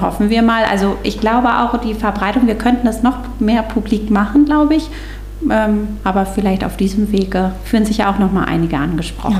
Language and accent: German; Stormarn district, Schleswig-Holstein, Germany; moved away as an adult; also born or lived in Göttingen; Ich komme eigentlich ursprünglich auch aus dem Kreis Stormann